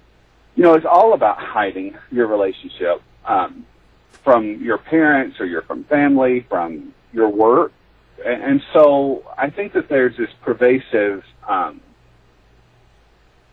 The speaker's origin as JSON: {"language": "English", "region": "Tennessee", "country": "United States", "said": "I'm from the South, I'm from Tennessee"}